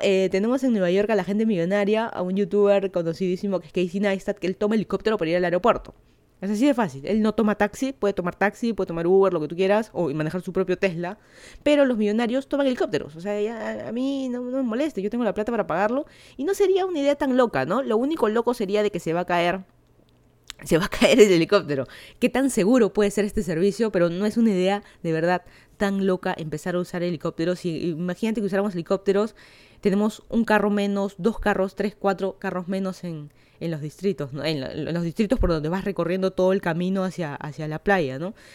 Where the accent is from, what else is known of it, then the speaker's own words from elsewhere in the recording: Lima, Peru; moved away as an adult; now in Miami, United States; yo soy de Lima, Perú, ya hace, creo ya van a ser dos años de que me mudé a Miami, Florida